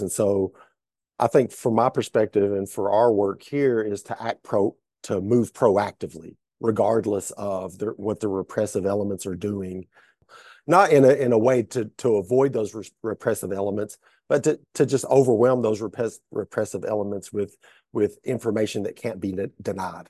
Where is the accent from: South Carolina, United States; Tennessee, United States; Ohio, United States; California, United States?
Tennessee, United States; Hamblen County; I grew up in Hamilton County, Tennessee, uh, which is, uh, in Northeast Tennessee.